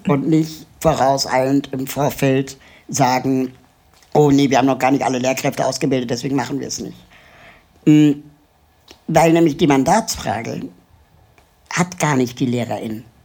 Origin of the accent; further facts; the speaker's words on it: Germany; also born or lived in Lima, Peru; Mein Vater ist Peruaner, meine Mutter ist Deutsche.